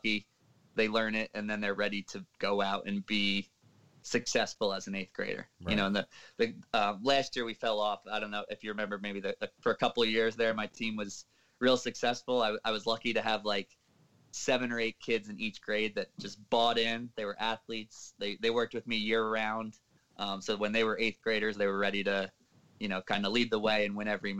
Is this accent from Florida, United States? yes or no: no; Old Bridge, New Jersey, United States; also born or lived in Mercer County, New Jersey; So I grew up in New Jersey, Middlesex County, Old Bridge